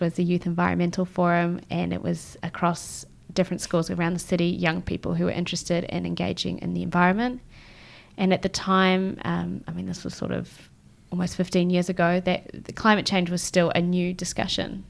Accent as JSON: {"language": "English", "town": "Christchurch", "region": "Canterbury", "country": "New Zealand", "tie": "born or raised there", "also_born_or_lived": "Israel / West Coast, United States / France / Melbourne", "moved": "as an adult", "lives_now": "Tokyo, Japan", "said": "I grew up in Christchurch, but I was actually born in Israel"}